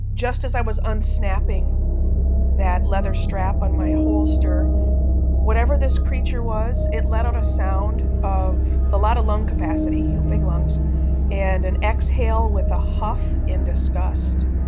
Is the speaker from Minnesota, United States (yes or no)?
yes; suburb outside of St. Paul, Minnesota, United States; I was uh, born and raised in the Midwest in a suburb of a city um, outside of St. Paul, Minnesota